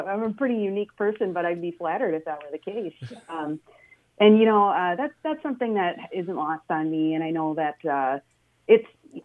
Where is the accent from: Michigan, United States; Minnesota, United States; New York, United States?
Minnesota, United States; Centerville; I grew up in Centerville. So just in the northern part of our newly formed Senate district